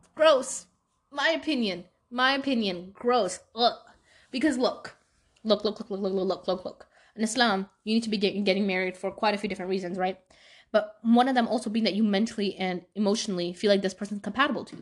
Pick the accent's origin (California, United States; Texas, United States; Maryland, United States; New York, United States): New York, United States; New York City; moved away; I grew up in Brooklyn, New York, and I moved a while ago